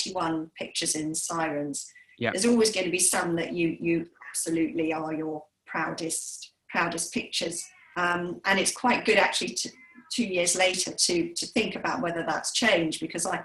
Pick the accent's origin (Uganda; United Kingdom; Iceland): United Kingdom; Sussex, South East England; I was brought up in Sussex